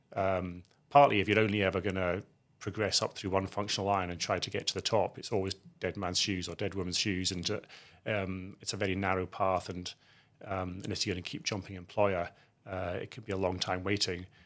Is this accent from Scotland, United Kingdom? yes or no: yes; outside Edinburgh, Scotland, United Kingdom; I grew up in Scotland, outside Edinburgh.